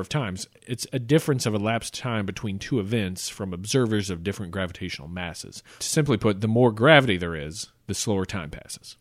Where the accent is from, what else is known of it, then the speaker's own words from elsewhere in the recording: the South, United States; I'm from the South